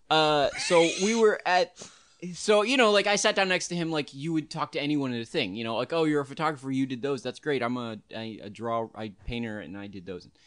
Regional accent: New York, United States; it was a completely different experience being a New Yorker and then being going

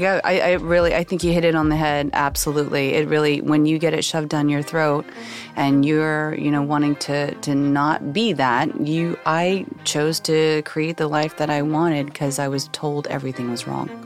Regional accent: Oklahoma, United States; I was born and raised in Bible thumping Oklahoma

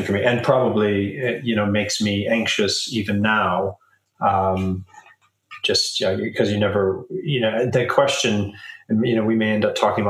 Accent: Southern California, United States; now in London, United Kingdom; I was born in Southern California

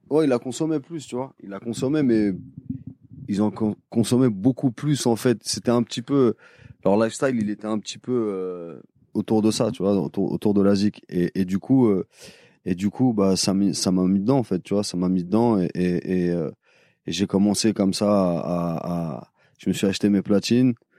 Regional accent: Paris, Île-de-France, France; je suis de Paris

